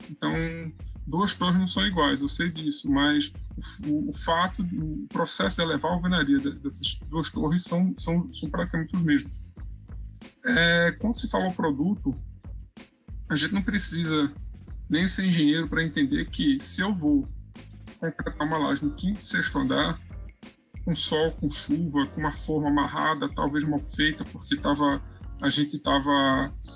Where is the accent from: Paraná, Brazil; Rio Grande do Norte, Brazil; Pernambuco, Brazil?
Pernambuco, Brazil; Recife; eu sou de Pernambuco, é, Recife, né, capital